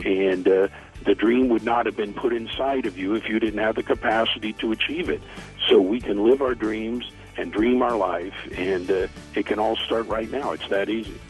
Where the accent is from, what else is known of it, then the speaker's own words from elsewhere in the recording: United States; I'm an American